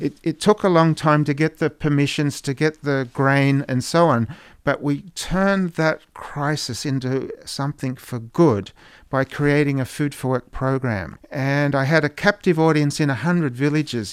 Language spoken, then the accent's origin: English; Australia; moved away; Growing up in Australia